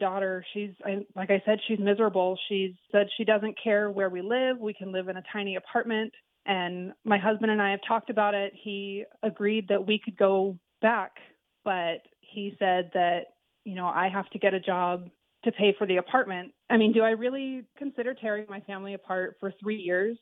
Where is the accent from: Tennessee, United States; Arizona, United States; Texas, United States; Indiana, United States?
Arizona, United States; moved away as an adult; now in Minnesota, United States; I'm an Arizona girl